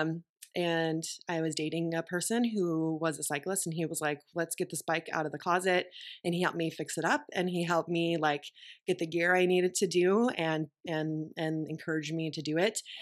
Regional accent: Texas, United States; moved away as an adult; also born or lived in Austin, Texas / Boston; I grew up in Texas

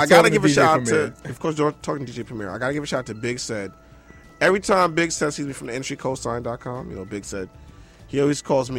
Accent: New York City, New York, United States; I'm from the Bronx.

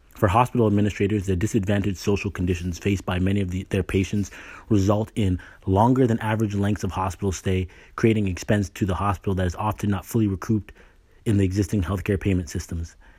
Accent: Canada; moved away as an adult; now in United States; I was born and raised in Canada, you know. I got a scholarship to the States. That's what brought me here, and I married an American. I've been here since college

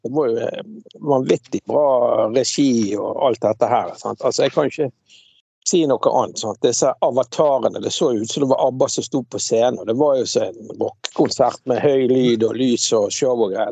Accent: Bergen, Vestland, Norway; da jeg vokste opp på Laksvåg

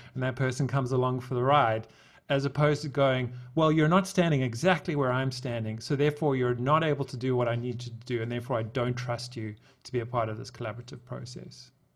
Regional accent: South Africa; I'm from South Africa

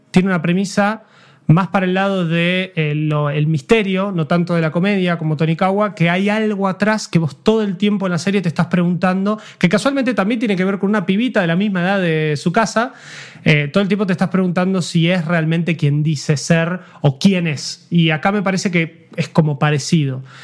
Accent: Argentina; como argentino viviendo

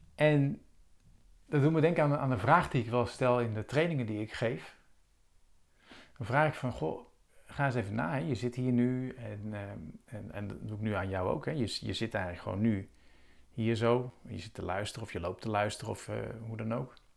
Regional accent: Rotterdam, South Holland, Netherlands; Rotterdam. En, eh, nou, voor de mensen die het weten, dat is mijn geboortestad

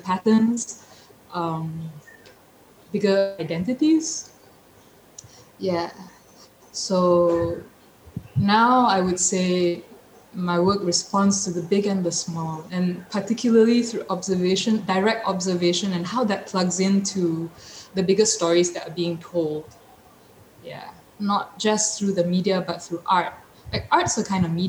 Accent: Petaling Jaya, Selangor, Malaysia; moved away as an adult; now in Port Dickson, Malaysia; I grew up a city girl, so I grew up in Petaling Jaya.

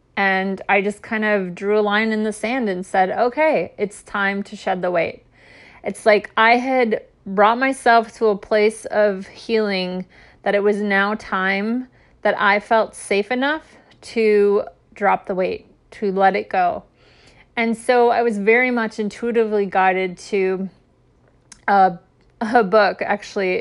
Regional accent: Midwest, United States; moved away; I grew up in the Midwest most of my life

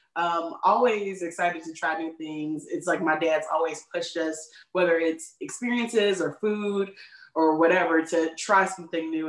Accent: Chicago, Illinois, United States; I was born and raised in Chicagoland area, which is the greatest city in the world.

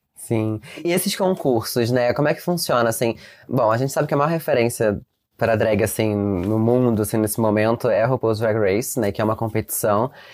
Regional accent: Rio de Janeiro, Brazil; eu, por exemplo, sou do Rio de Janeiro

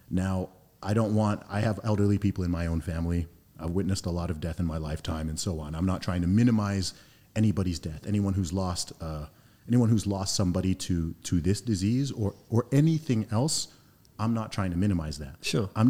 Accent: Saudi Arabia; also born or lived in United Kingdom; my family's originally from Nigeria. I grew up in Saudi Arabia, heavy exposure to uh, America via the school system, traveled to lots of countries, obviously born in the UK, went to school and university in the UK for some time.

